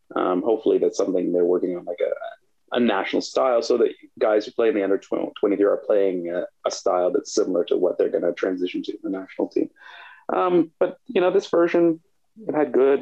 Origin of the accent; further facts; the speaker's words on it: Canada; as a Canadian